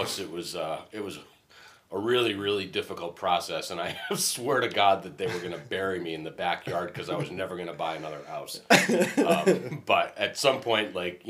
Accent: Marlborough, Connecticut, United States; also born or lived in Middletown, Connecticut / Cromwell, Connecticut; now in East Haddam, United States; Originally, I grew up in Marlboro, Connecticut

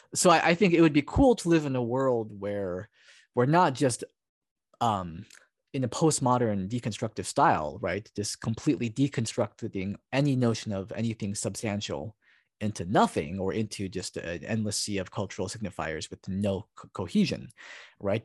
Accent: Hawaii, United States; also born or lived in Oregon; now in Portland, United States; Japanese, uh, uh, person from Hawaii

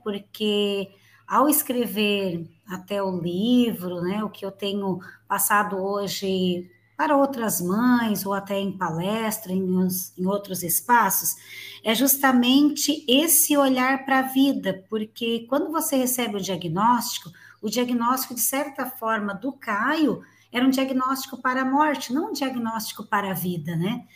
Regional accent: Gravatal, Santa Catarina, Brazil; Eu moro em Santa Catarina, minha cidade natal aqui é Gravatal

